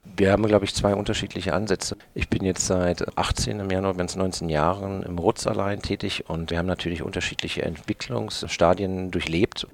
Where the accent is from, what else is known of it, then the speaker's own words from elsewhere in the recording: Berlin, Germany; moved away; also born or lived in German coast (Bodden area); Ich bin ja größtenteils in Berlin groß geworden.